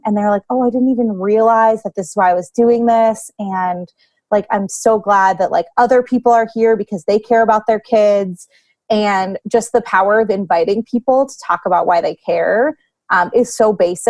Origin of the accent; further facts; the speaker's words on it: Lancaster, Pennsylvania, United States; I grew up here in Lancaster, and I care a lot about the people that I went to high school